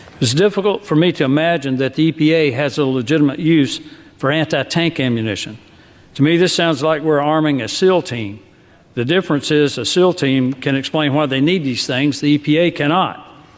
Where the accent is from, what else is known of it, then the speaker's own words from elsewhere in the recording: Alabama, United States; my home state of Alabama